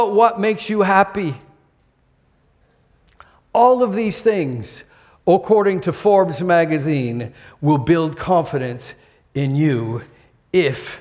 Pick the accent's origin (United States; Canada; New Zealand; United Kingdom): Canada; now in Singapore; I'm Canadian